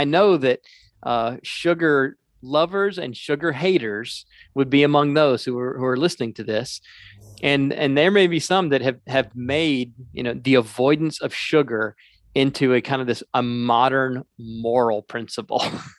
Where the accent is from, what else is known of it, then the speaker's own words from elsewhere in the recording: the South, United States; I mean, this is, I grew up in the South drinking sweet tea.